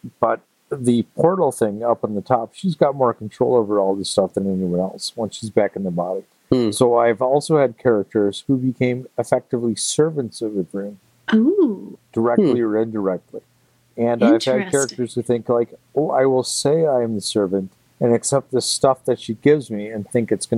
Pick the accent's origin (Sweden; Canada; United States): Canada; as a Canadian